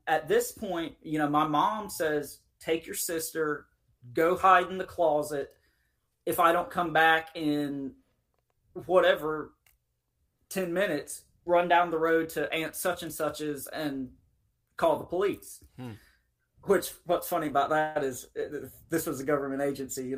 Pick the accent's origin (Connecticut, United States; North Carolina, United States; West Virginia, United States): North Carolina, United States; Eastern; I grew up in Eastern North Carolina across the river from a very large military base